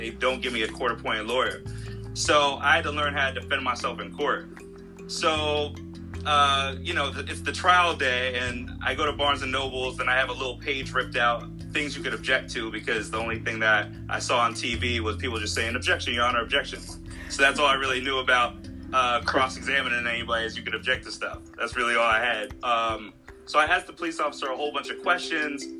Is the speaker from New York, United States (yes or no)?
yes; Westchester County, New York, United States; now in California, United States; I'm from New York, Westchester County, and I grew up in New York